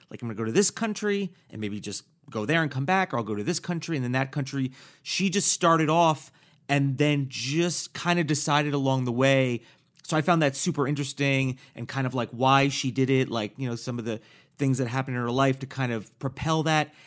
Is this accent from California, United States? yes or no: no; Paramus, New Jersey, United States; also born or lived in Hackensack, New Jersey; born in North New Jersey, and I grew up outside of the city, like an hour outside of the city